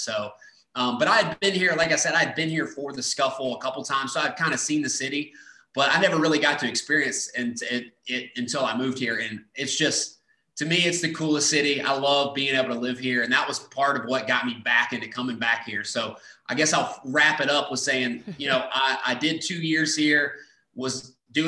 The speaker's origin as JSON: {"language": "English", "town": "McDonough", "region": "Georgia", "country": "United States", "tie": "born or raised there", "moved": "as an adult", "lives_now": "Chattanooga, United States", "said": "my hometown's probably 2.5 hours away from Chattanooga. So, just south of Atlanta, grew up wrestling in McDonough, Georgia"}